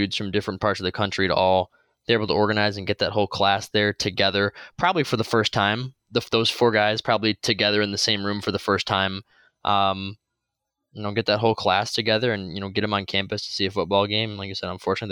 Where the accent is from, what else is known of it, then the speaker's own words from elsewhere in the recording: Toledo, Ohio, United States; where I grew up in Toledo